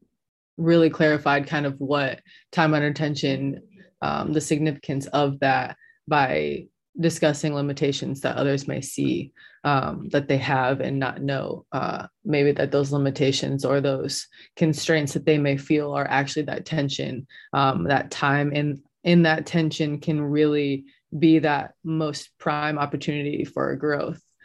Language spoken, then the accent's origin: English; Bloomington, Illinois, United States; moved away as an adult; now in Davidson, United States; I am from Bloomington, Illinois